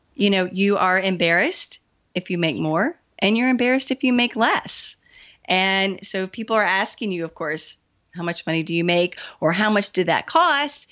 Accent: the South, United States; I am from the South, I still live in the South, and I was raised not to talk about money.

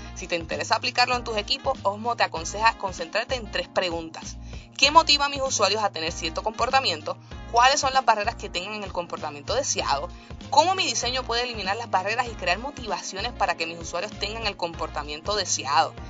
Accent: Puerto Rico; escuché de un proyecto que se estaba generando en mi país, Puerto Rico

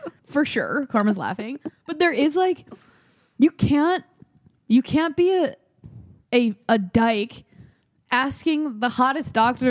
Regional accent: Midwest, United States; I'm from the Midwest, my most of my family is like very overweight

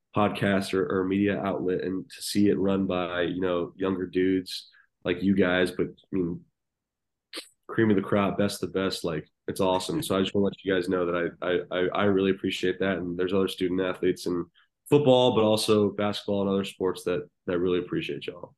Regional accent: Nashville, Tennessee, United States; I grew up in Nashville

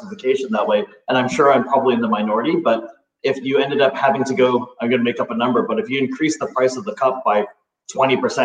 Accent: Canada; also born or lived in Hong Kong; I came over from Hong Kong. Parents moved over here in 1985 that way. So, you know, I've been here for sure most of my life. I call Canada certainly my home that way. It's where I grew up in high school. It's where I went to elementary school

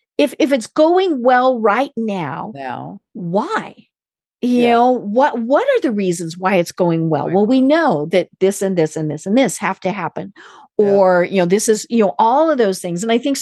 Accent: Colorado, United States; I'm from Colorado.

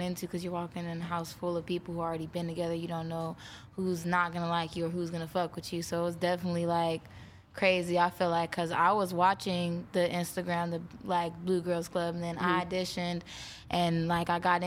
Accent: Baltimore, Maryland, United States; They nicknamed me … because I'm from Baltimore

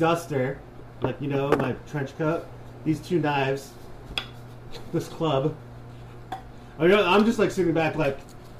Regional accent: United States; I'm an American.

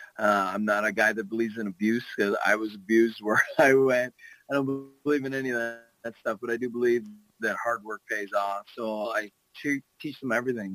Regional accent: Canada; I'm a Canadian kid

